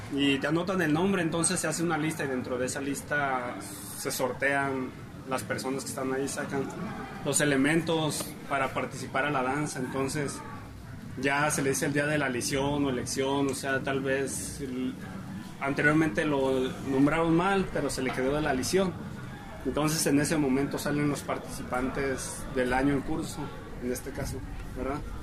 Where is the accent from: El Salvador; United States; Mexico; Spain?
Mexico; San Juan de Ocotán, Jalisco; Soy parte desde que vengo al mundo en San Juan de Ocotán